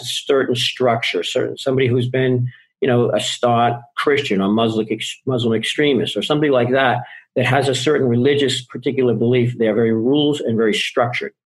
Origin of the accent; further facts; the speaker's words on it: Boston, Massachusetts, United States; I grew up in Boston